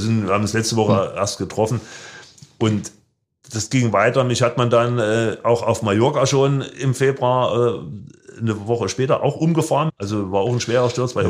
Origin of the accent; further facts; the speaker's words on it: Germany; als Deutscher